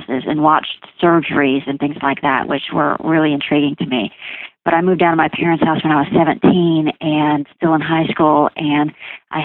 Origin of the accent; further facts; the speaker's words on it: Houston, Texas, United States; moved away as an adult; also born or lived in Nebraska; now in Decatur, United States; that's where I grew up and was raised